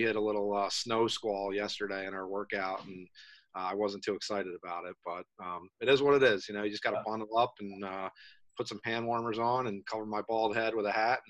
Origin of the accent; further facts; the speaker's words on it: Parkville, Maryland, United States; I grew up in Parkville, Maryland, which is a little town kind of east of Towson, not really known for lacrosse